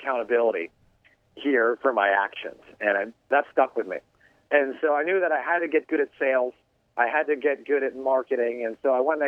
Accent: New York, United States; moved away as an adult; also born or lived in Michigan; now in California, United States; I was originally from New York, went to college in Michigan

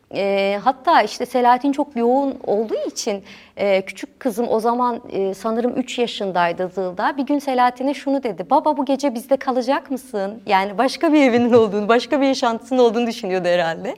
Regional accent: Diyarbakır, Diyarbakır Province, Turkey; also born or lived in Ankara; bütün hayatım boyunca iki yıl Diyarbakır dışında yaşadım.

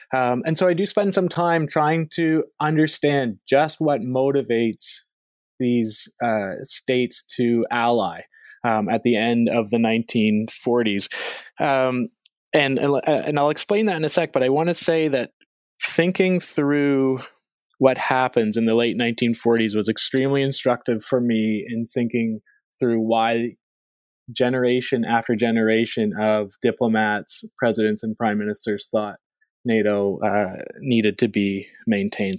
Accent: Canada; moved away as an adult; also born or lived in Philadelphia; I am a Canadian by by birth and by background

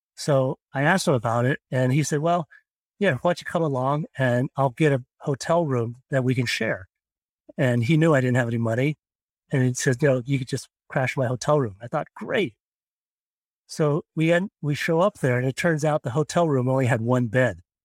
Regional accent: Pittsburgh, Pennsylvania, United States; moved away as an adult; also born or lived in East Coast / Stanford, California / San Francisco, California; now in West Virginia, United States; I was actually born and raised in Pittsburgh, Pennsylvania

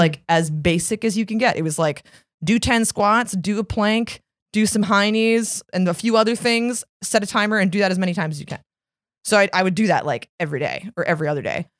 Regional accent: Arlington, Virginia, United States; moved away as an adult; also born or lived in Washington, D.C.; now in New York, United States; I am born and raised in Arlington, Virginia, and Washington, D C, and I moved to New York in two thousand seven

